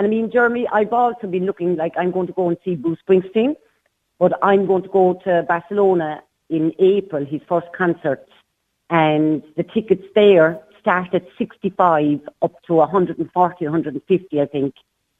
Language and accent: English; Cork, Munster, Ireland; now in County Limerick, Ireland; I'm from Cork, but I live in County Limerick.